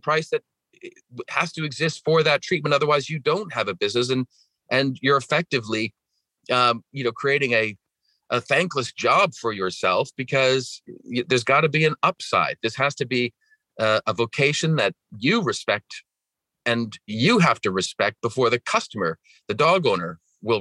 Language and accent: English; British Columbia, Canada; accent: Canadian; My accent is from Canada. I grew up in Western Canada and British Columbia.